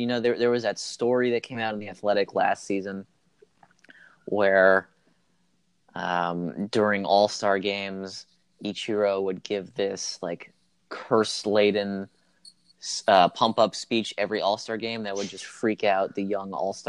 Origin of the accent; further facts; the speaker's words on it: New Jersey, United States; moved away; I was growing up in New Jersey